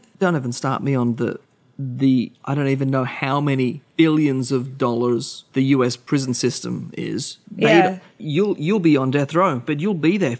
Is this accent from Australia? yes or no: yes; Australia